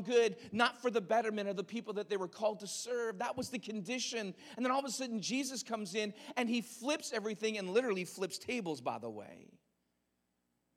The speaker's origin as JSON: {"language": "English", "country": "Canada"}